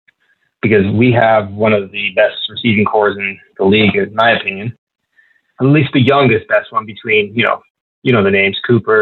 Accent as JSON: {"language": "English", "region": "Ontario", "country": "Canada", "said": "So I'm from the Niagara region, which is really close to Buffalo."}